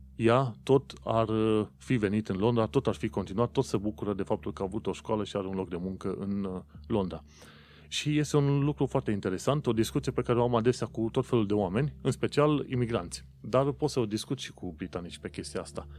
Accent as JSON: {"language": "Romanian", "country": "Romania", "moved": "yes", "lives_now": "London, United Kingdom", "said": "vin din România"}